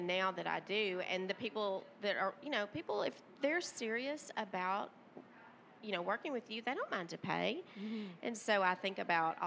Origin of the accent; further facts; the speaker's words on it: Tennessee, United States; I'm from Tennessee